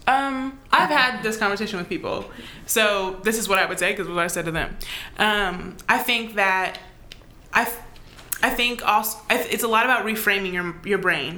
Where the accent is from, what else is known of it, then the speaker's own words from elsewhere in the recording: United States; as an American